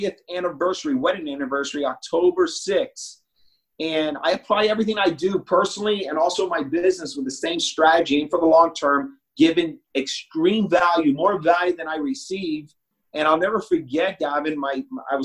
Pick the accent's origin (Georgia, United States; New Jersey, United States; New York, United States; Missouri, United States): New York, United States; New York City; I was born in the Bronx in New York.